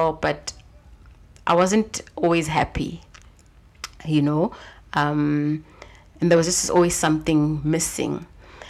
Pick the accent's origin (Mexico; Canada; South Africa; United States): South Africa; a small town outside of Johannesburg, Gauteng; also born or lived in Nairobi; I am a South African girl. Mm-hmm. Grew up in a small town outside of Johannesburg